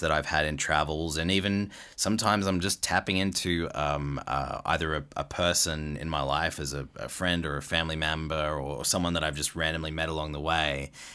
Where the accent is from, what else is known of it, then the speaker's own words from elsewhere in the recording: Australia; moved away as an adult; now in Canada; guys like me who are from, you know, Australia